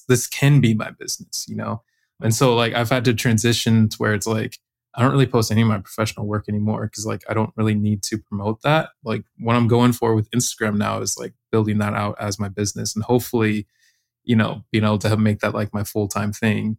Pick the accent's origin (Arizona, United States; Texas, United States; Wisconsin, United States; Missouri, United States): Arizona, United States; moved away as an adult; now in Maui, United States; I'm living in Maui, Hawaii right now. I'm from Arizona, but yeah, living out here on the island.